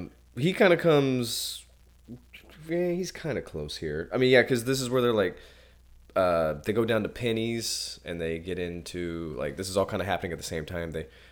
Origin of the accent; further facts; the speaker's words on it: Indiana, United States; I'm from Indiana